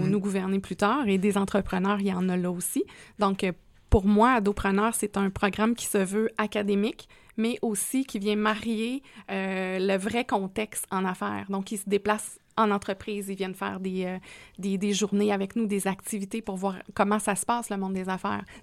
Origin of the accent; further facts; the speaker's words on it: Quebec, Canada; now in Quebec City, Canada; Eh, pas du tout. Moi, je suis un bleuet authentique.